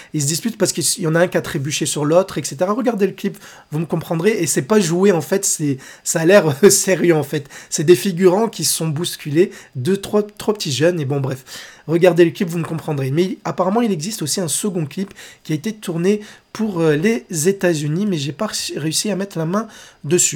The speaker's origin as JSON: {"language": "French", "country": "France", "said": "chez nous, en France"}